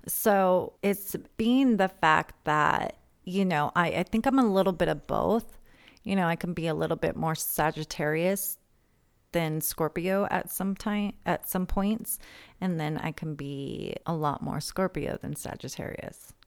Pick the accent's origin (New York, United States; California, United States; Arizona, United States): California, United States; San Diego; I'm from San Diego